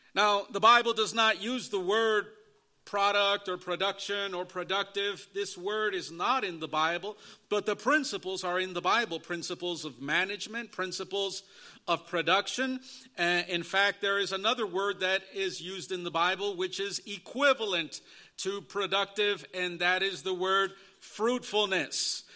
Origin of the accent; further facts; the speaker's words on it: Chicago, Illinois, United States; also born or lived in Elgin, Illinois; I was born and raised in the Chicago, Illinois area all of my life